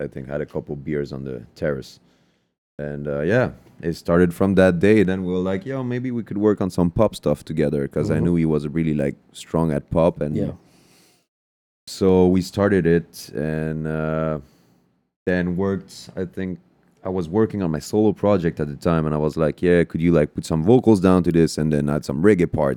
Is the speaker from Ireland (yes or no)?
no; Guadeloupe; moved away; I'm coming from Guadeloupe, which is a French Caribbean island